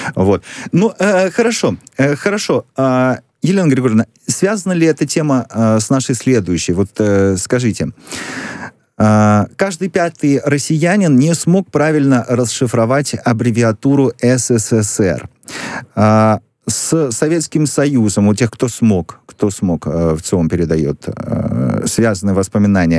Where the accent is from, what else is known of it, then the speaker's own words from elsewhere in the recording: Vinnytsia, Vinnytsia Oblast, Ukraine; я родился в Виннице, на Украине